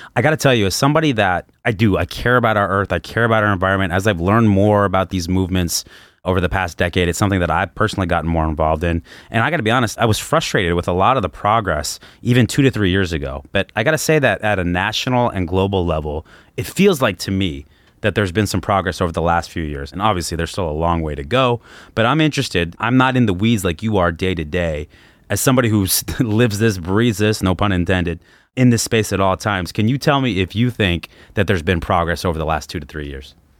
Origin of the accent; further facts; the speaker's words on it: Los Angeles, California, United States; moved away; also born or lived in Arizona; I grew up in Los Angeles